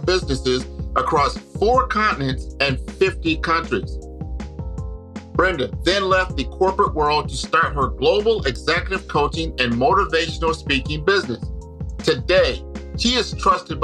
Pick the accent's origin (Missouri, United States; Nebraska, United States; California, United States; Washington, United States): Nebraska, United States; Omaha; I'm from Omaha, Nebraska